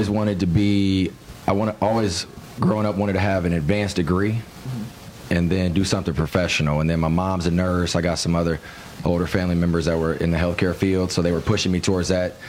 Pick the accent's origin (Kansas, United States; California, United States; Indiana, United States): Indiana, United States; Fort Wayne; I was born and raised in Fort Wayne, and I've seen this going on for a long time.